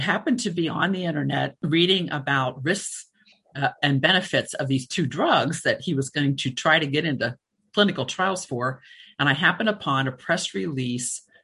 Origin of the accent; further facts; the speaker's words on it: Cincinnati, Ohio, United States; moved away; also born or lived in Florida; I grew up in Cincinnati